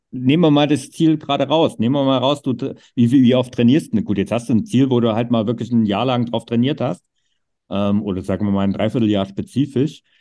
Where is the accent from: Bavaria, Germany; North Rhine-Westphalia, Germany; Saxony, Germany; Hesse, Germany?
Saxony, Germany; Vogtland, Erzgebirge; meine Heimat mit Vogtland, Erzgebirge